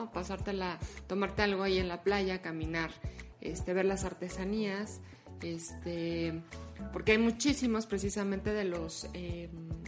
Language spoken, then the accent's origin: Spanish; Mexico